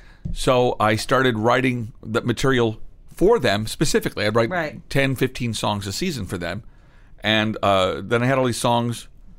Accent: Midwest, United States; being from the Midwest

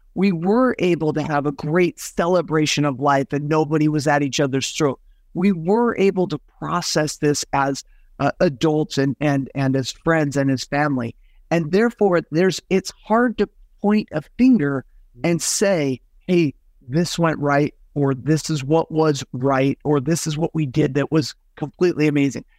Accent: Salt Lake City, Utah, United States; also born or lived in Southern California / Northern California; now in Arizona, United States; I was born and raised in Salt Lake City, Utah

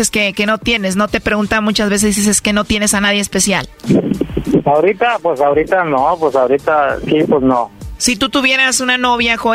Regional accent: El Salvador; accent: centroamericano; moved away; Soy salvadoreña.

